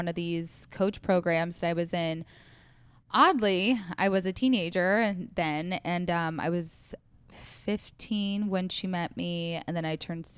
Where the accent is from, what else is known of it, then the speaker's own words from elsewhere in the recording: Council Bluffs, Iowa, United States; also born or lived in Omaha, Nebraska; now in Los Angeles, United States; I am born and raised in Iowa, Council Bluffs, Iowa, Omaha, Nebraska. They're like river cities.